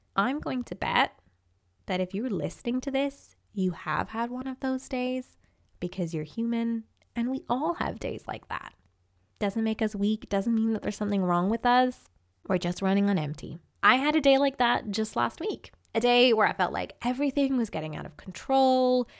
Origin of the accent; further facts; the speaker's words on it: Ireland; I grew up in Ireland